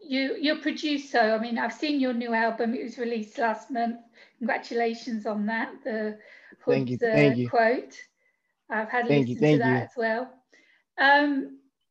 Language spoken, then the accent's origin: English; England, United Kingdom; now in Greece; As you can tell from my accent, I'm English.